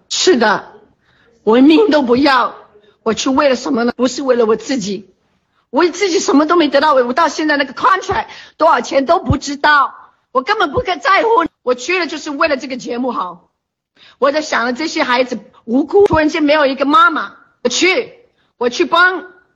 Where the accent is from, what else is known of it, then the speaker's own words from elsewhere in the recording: China; 我们是中国人